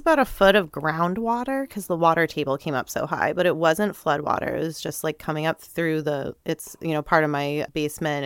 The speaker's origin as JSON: {"language": "English", "town": "North Andover", "region": "Massachusetts", "country": "United States", "tie": "born or raised there", "also_born_or_lived": "New Hampshire / Burlington, Vermont", "moved": "as an adult", "lives_now": "Vermont, United States", "said": "I grew up first in New Hampshire and Lakeside by Canopy Lake and, uh, then moved when I was in third grade over to North Andover, Mass"}